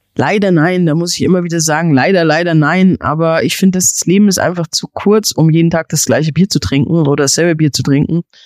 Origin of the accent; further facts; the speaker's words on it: Germany; bei uns in Deutschland